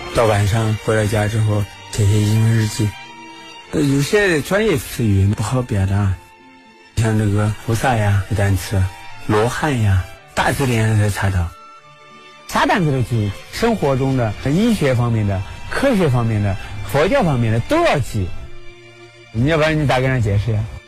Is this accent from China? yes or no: yes; Kaifeng, Henan, China; 在宣传着咱们开封